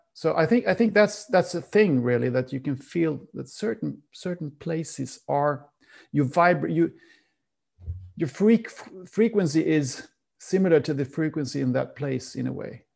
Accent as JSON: {"language": "English", "country": "Sweden", "said": "I'm from Sweden and Sweden has a very cold climate"}